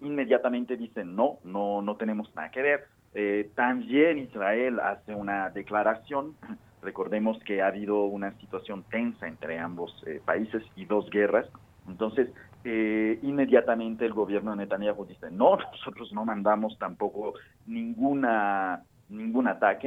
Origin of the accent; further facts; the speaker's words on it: Mexico; nosotros como mexicanos